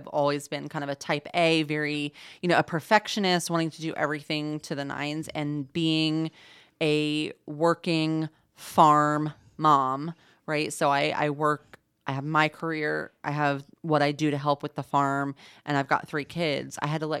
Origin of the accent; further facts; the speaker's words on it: Indianapolis, Indiana, United States; also born or lived in Illinois / Atlanta / Boston; But I'm originally born and raised in Indianapolis. Went to college in Illinois, spent some time in Atlanta, Georgia, working for a think tank after college, and then spent about 10 years in Boston, Massachusetts, working there.